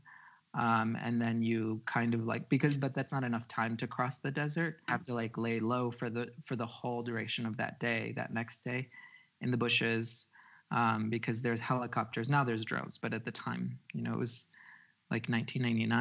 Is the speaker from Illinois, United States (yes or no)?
yes; outside of Chicago, Illinois, United States; born or raised there; English is a second language; also born or lived in Xalapa, Veracruz, Mexico; now in Mexico